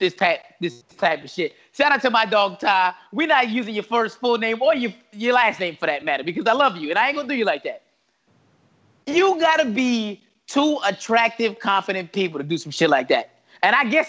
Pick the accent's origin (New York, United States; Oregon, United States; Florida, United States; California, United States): New York, United States; as a kid growing up in New York.